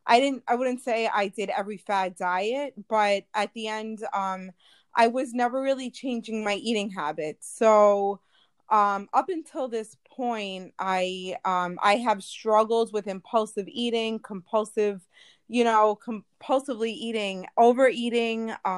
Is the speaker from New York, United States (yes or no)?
yes; New York, United States; I am from New York, all the way on the other side of the pond.